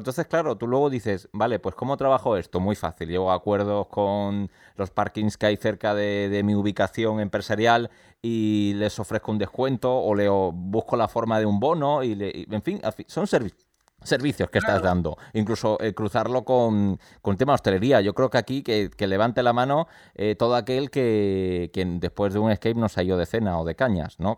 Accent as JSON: {"language": "Spanish", "town": "Málaga", "region": "Andalusia", "country": "Spain", "said": "Nosotros somos de Málaga"}